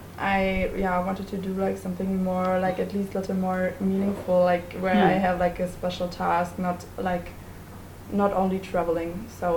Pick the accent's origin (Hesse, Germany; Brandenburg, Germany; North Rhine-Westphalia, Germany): Hesse, Germany; also from Germany, and 18 years old.